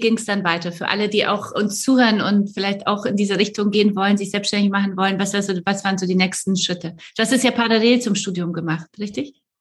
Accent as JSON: {"language": "German", "country": "Poland", "moved": "yes", "said": "ich komme ja aus Polen"}